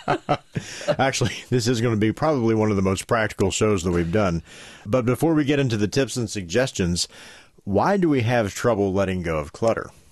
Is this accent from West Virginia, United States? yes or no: yes; West Virginia, United States; as we say in West Virginia